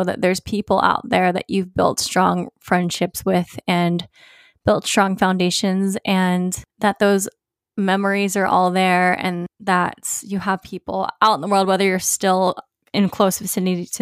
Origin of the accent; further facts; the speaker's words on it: Virginia Beach, Virginia, United States; moved away; going home to my hometown, Virginia Beach.